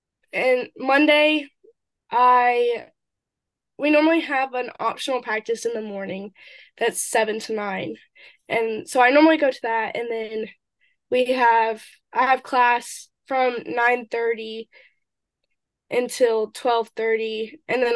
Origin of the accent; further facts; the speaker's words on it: Jefferson, Georgia, United States; moved away as an adult; now in Brunswick, United States; I grew up in Jefferson, which is a really small town